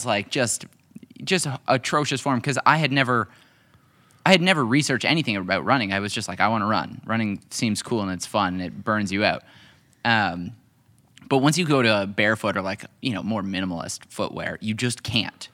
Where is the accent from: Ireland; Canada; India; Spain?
Canada; also born or lived in Hamilton, Ontario; I'm a Canadian. I live in Hamilton, Ontario.